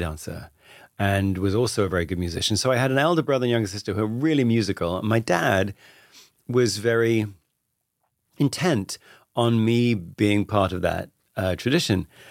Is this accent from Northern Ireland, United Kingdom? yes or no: no; Radlett, East of England, United Kingdom; I grew up just outside London, a little town called Radlett, which is about twenty minutes outside London.